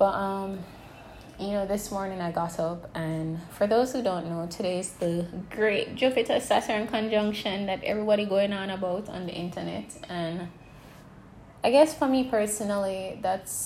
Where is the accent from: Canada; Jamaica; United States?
Jamaica; moved away; I moved recently back to my home country, Jamaica.